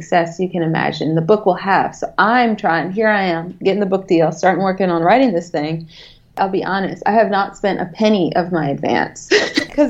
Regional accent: the South, United States; I'm from the South

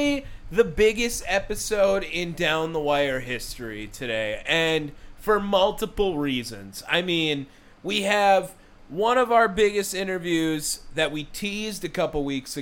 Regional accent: Wisconsin, United States; We're from Wisconsin.

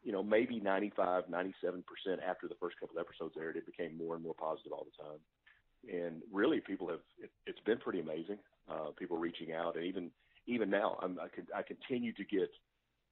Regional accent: Pine Bluff, Arkansas, United States; I grew up in Pine Bluff, Arkansas

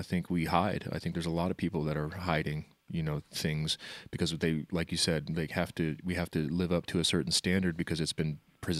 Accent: Wichita, Kansas, United States; Yeah, no, I lived in Wichita all my life, met Jason when he moved up here.

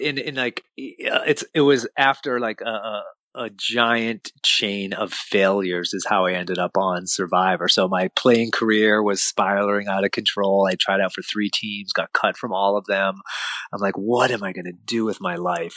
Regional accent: Lexington, Massachusetts, United States; we felt completely alone as a family growing up in Lexington, Massachusetts

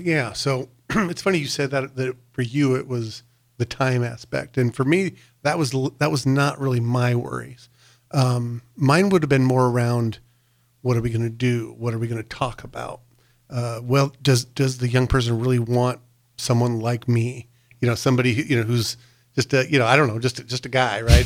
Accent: North Platte, Nebraska, United States; I grew up in North Platte

